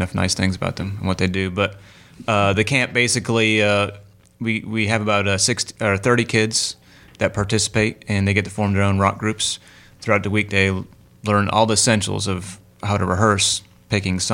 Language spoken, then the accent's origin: English; Richmond, Virginia, United States; moved away as an adult; now in Hickory, United States; I grew up in Richmond, Virginia. But I've been down in the area for about 12 years, 13 years